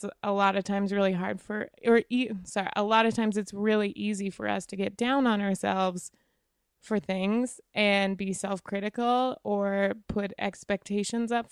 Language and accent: English; Wyoming, United States; I'm from Wyoming